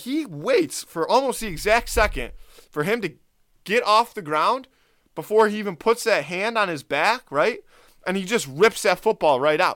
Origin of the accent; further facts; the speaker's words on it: Buffalo, New York, United States; We're from Buffalo. We're Bills fans.